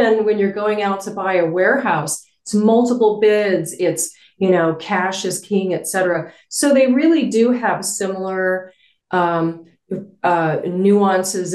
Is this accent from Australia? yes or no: no; Albuquerque, New Mexico, United States; moved away as an adult; I moved back to my hometown where I knew people